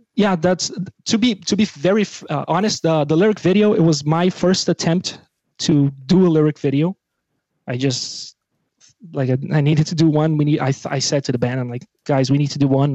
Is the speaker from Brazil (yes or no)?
yes; Brazil; English is a second language; now in Belgium; I'm from Brazil